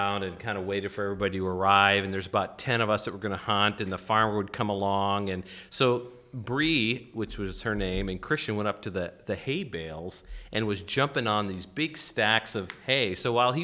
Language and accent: English; North Dakota, United States; now in Illinois, United States; I grew up in North Dakota where it was never a problem to hunt